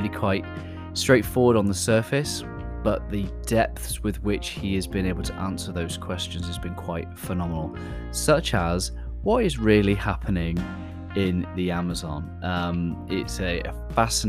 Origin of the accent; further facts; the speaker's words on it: United Kingdom; accent: British; my British accent